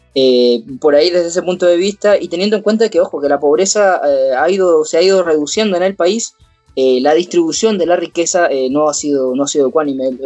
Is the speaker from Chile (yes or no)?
yes; Coyhaique, Aysén, Chile; les hablo aquí desde, la Patagonia, así que es, un agrado saber que, desde mi pueblito aquí en Coyhaique